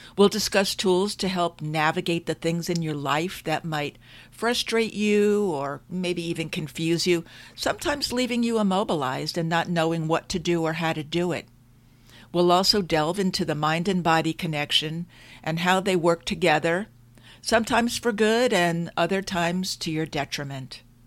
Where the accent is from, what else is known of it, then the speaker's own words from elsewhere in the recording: Long Island, New York, United States; I grew up in New York on Long Island